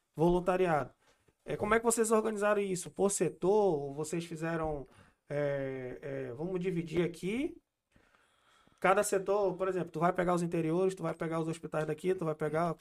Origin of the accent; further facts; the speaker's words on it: Amazonas, Brazil; eu sou da Amazonas